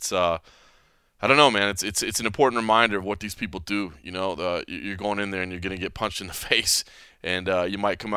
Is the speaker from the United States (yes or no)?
yes; Dallas, Texas, United States; moved away; I am back in my home state, San Antonio to be precise. I'm a Dallas guy, but still back in Texas